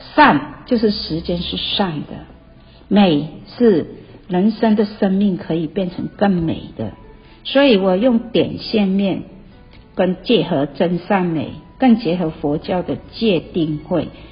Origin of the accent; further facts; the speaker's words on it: Malaysia; moved away as an adult; now in Taiwan; 我来自马来西亚，我在台湾已经三十几年